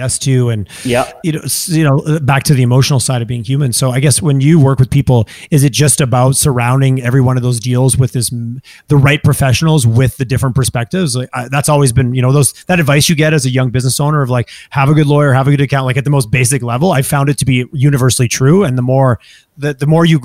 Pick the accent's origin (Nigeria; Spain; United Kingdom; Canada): Canada; Montreal, Quebec; now in Edmonton, Canada; I'm growing up in Montreal.